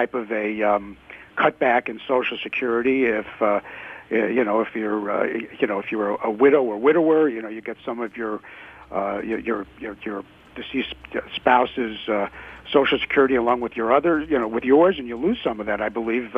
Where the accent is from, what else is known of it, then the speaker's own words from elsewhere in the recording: Long Island, New York, United States; now in Fort Lauderdale, United States; I grew up on Long Island